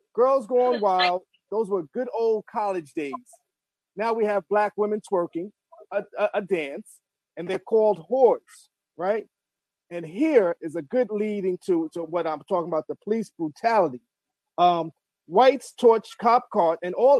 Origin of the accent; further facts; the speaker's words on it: New York City, New York, United States; moved away as an adult; now in Baltimore, United States; I come from Marble Hill Projects, New York City, I know all about food stamps